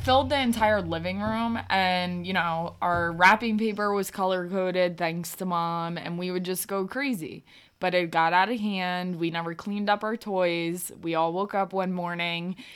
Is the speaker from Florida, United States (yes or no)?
no; New Jersey, United States; also born or lived in Old Bridge, New Jersey; once we moved from Old Bridge up to North Jersey